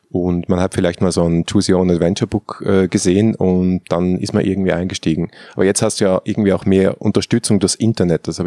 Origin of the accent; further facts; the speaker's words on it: Switzerland; Da, wo ich herkomme aus der Schweiz, gibt es ja gar keine Haralde.